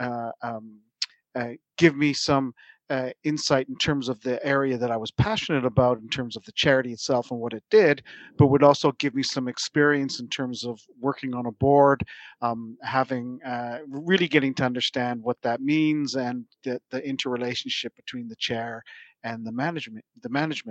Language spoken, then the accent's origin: English; Toronto, Ontario, Canada; moved away as an adult; also born or lived in Silicon Valley / Boston; now in Surrey; I'm from Toronto originally